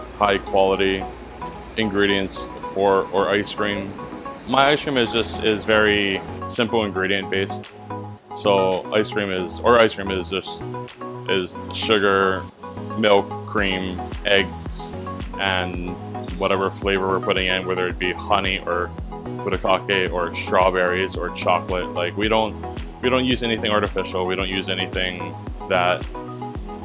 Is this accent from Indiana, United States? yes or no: no; Hawaii, United States; I grew up in Hawaii